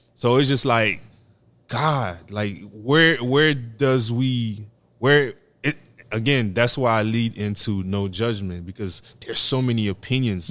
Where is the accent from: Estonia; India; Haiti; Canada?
Haiti; I'm from Haiti